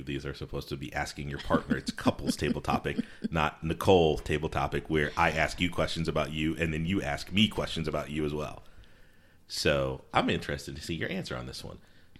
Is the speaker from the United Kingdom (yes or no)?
no; Connecticut, United States; also born or lived in South Carolina / Virginia / Alabama; I'd say that I grew up in Connecticut because primarily that's where I spent most of my time, but I moved around a bunch. So I could also say I lived in and grew up in South Carolina or Virginia or even Alabama at first to a certain degree